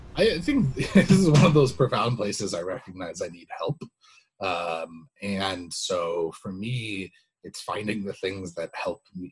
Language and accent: English; United States; being an American